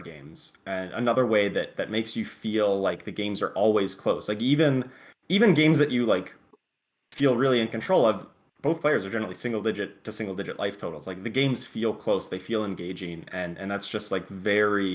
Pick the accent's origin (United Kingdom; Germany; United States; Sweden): United States; Pittsburgh, Pennsylvania; in Pittsburgh in my hometown